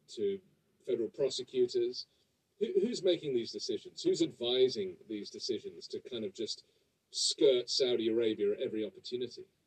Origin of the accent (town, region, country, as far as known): England, United Kingdom